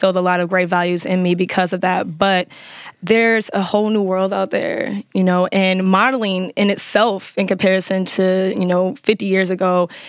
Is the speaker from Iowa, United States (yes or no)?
no; Chicago, Illinois, United States; moved away as an adult; now in Houston, United States; I am from Chicago, like I just said. I moved to Houston about a year and a half ago